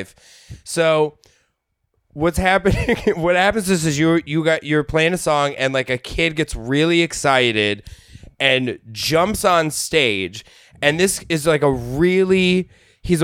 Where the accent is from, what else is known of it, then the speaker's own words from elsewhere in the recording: Denver, Colorado, United States; I'm from Denver, Colorado.